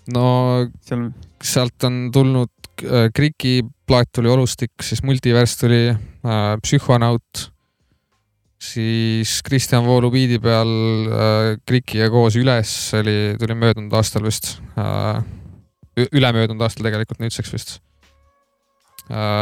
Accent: Tartu, Tartu County, Estonia; sündisin Tartus Maarja mõisa haiglas

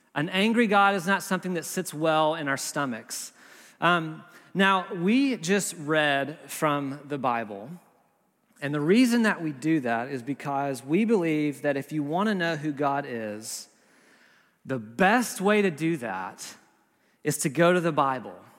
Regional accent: the South, United States; also born or lived in Berkeley, California; now in Nashville, United States; We're from the South originally.

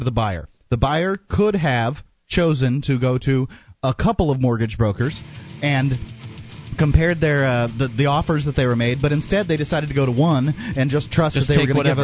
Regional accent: Florida, United States; I grew up in Florida with no air conditioning

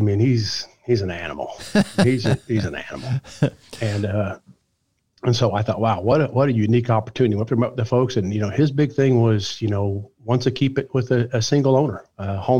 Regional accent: Ohio, United States; moved away; I'm from Ohio originally

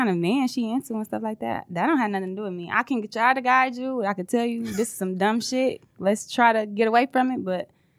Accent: Southfield, Michigan, United States; I'm from Southfield

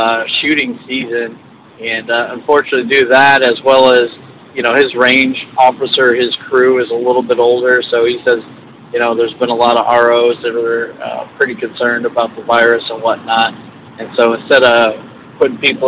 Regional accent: Georgia, United States; Georgia's my home state here

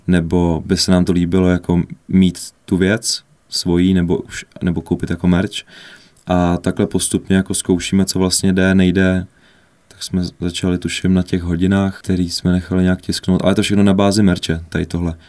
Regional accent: Ústí nad Labem, Ústí nad Labem Region, Czechia; Ústí nad Labem, odkud pocházím

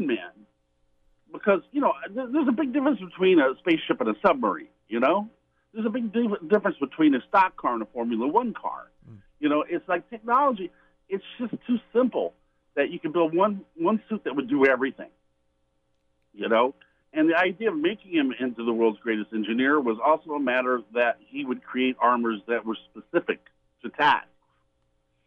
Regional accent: Indianapolis, Indiana, United States; I grew up in Indianapolis, which is the home of the Indy 500.

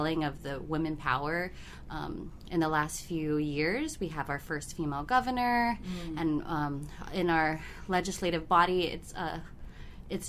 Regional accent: Guam; I am from the Mariana Islands, primarily living in Guahan

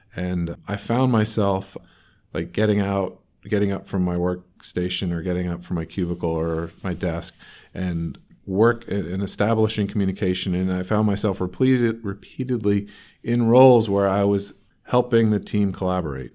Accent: North Carolina, United States; moved away as an adult; also born or lived in Raleigh, North Carolina / the Northeast; now in Portland, United States; I actually grew up in North Carolina but not in. I, I was living in Raleigh, North Carolina, and grew up about 45 minutes from there

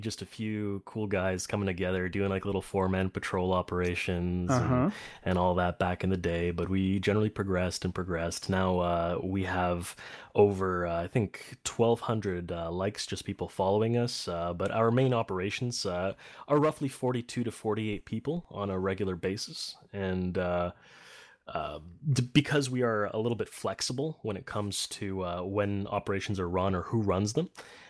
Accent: Poland; now in Canada; I was born in Poland. I was there for most of my life. But I live in Canada now. I got the citizenship here.

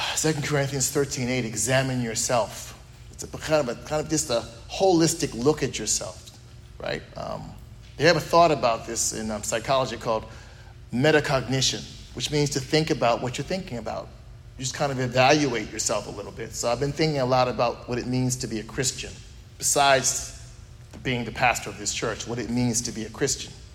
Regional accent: United States; also born or lived in Texas; We're American

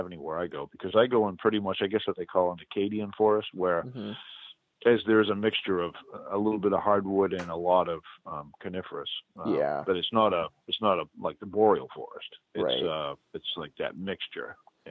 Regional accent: New England, United States; accent: New England; And it's a wicked, wicked good, that's my New England accent, wicked good

